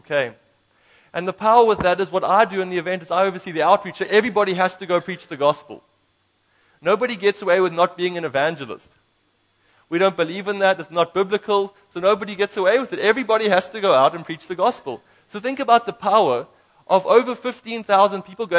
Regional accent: Knysna, Western Cape, South Africa; now in Germany; I am from Knysna

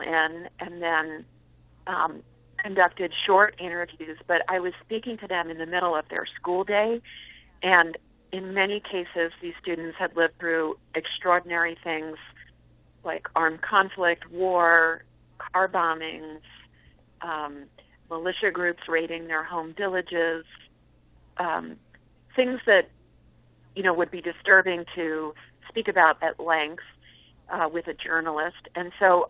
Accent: New Jersey, United States; I was growing up in New Jersey

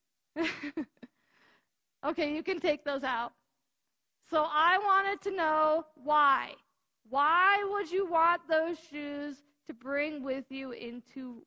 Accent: United States; I'm an American

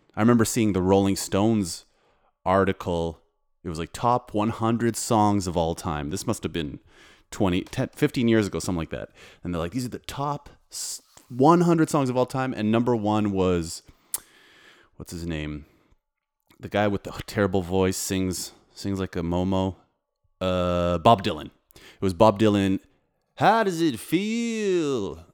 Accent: Canada; now in Warsaw, Poland; I'm a composer, producer, and DJ living in Poland, but I'm from Canada

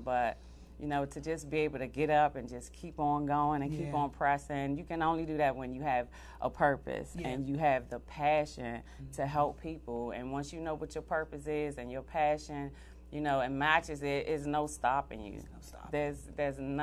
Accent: Washington, District of Columbia, United States; I am born and raised in Washington, D.C., a native from Ward 8, Southeast D.C.

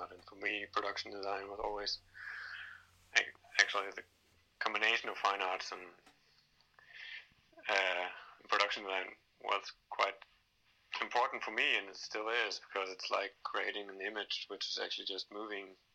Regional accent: Denmark; English is a second language; also born or lived in Germany; now in Berlin, Germany; I was born here, but I was raised in Denmark, which is a little bit mm-hmm. up north. But then I, I moved back to, to Berlin

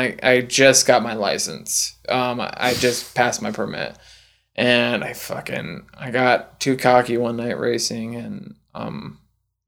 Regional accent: Kentucky, United States; I grew up in Kentucky, so you had these straight roads for fucking miles

